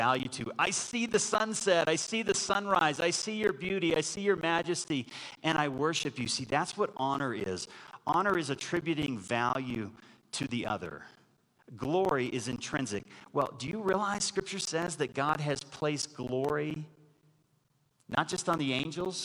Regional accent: Texas, United States; growing up in Texas

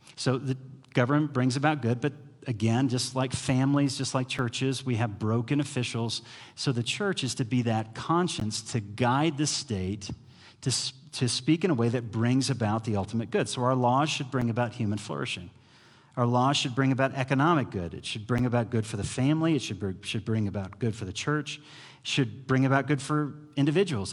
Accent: United States; as an American

